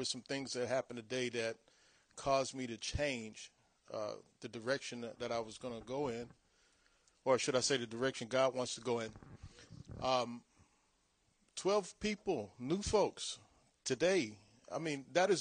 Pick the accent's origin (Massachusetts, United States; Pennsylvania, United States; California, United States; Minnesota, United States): California, United States; Long Beach; I was born and raised in Long Beach, California